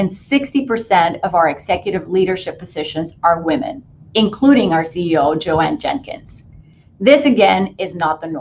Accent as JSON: {"language": "English", "country": "Puerto Rico", "tie": "born or raised there", "said": "I grew up in Puerto Rico in a predominantly female family."}